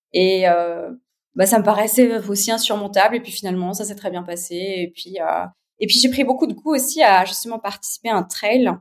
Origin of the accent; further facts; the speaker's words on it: Geneva, Switzerland; je suis née à Genève, j'ai 36 ans.